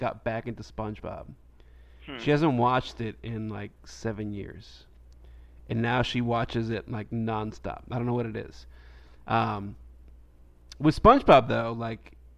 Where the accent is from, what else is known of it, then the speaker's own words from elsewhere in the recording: New York, United States; moved away as an adult; I grew up in New York